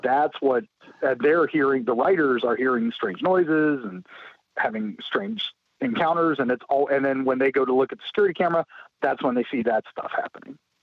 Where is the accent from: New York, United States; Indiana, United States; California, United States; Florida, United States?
Florida, United States; St. Petersburg; St. Petersburg, my hometown